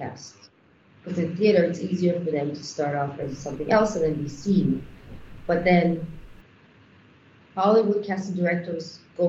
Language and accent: English; Israel; moved away as an adult; now in Nigeria; I come from Israel, so I also have that industry to look at.